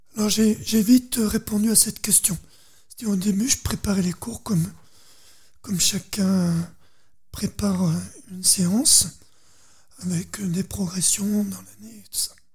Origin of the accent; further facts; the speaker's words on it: Dauphiné, Auvergne-Rhône-Alpes, France; je suis dans la terre du Dauphiné